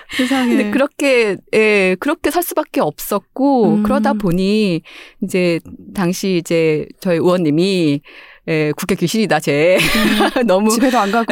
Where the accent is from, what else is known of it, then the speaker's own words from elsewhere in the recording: Seoul, South Korea; also born or lived in Gangjeong Village, Jeju; 저는 이제 서울 태생인데